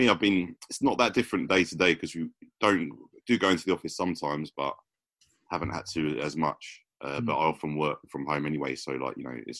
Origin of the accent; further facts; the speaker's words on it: London, United Kingdom; I'm from South London